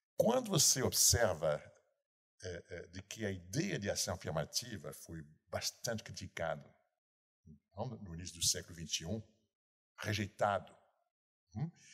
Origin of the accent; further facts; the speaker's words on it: Rio de Janeiro, Brazil; sou carioca. Entretanto, entretanto, em 40 anos no Rio de Janeiro